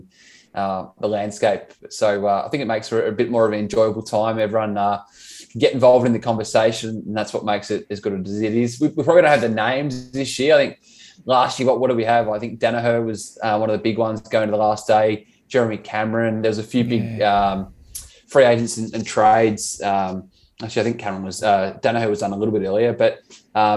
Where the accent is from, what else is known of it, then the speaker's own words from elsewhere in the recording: Geelong, Victoria, Australia; born and bred in Geelong